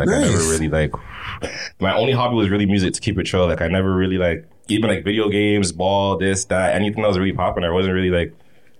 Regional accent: Toronto, Ontario, Canada; I'm from Shepherd. I'm from Killing Shepherd.

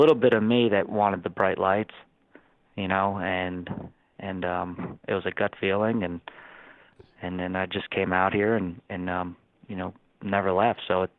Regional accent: around Lehigh, Pennsylvania, United States; moved away as an adult; now in Oklahoma, United States; And then I grew up around Lehigh. So, mm-hmm. And Lehigh was only an hour away from home.

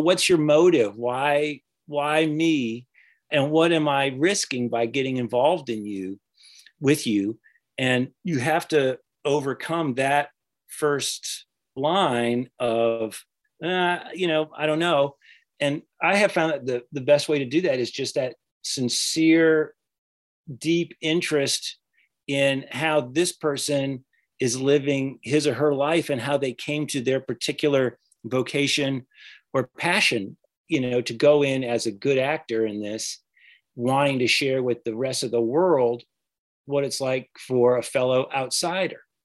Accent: the South, United States; I'm from the South

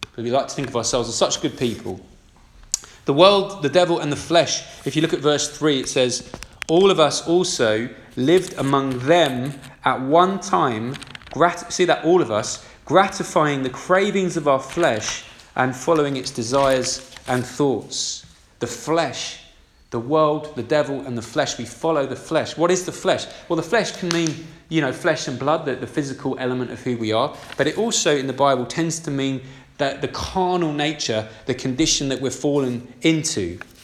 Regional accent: United Kingdom; We're decent British citizens

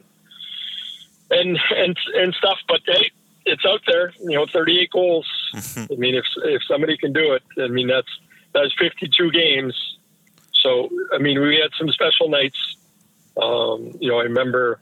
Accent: Prince George, British Columbia, Canada; moved away; also born or lived in Toronto; I grew up in Prince George

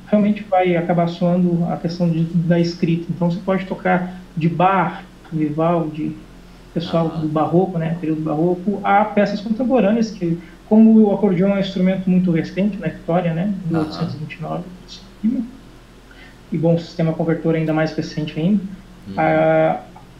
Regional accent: Horizontina, Rio Grande do Sul, Brazil; moved away as an adult; now in Portugal; eu sou do interior do Rio Grande do Sul, uma cidade chamada Horizontina

